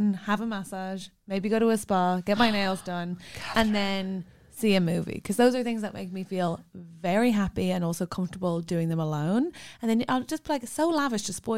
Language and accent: English; Ireland; I'm Irish